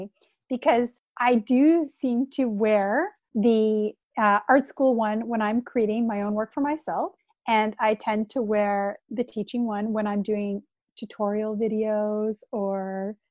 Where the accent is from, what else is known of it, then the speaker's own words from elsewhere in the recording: Canada; I'm Canadian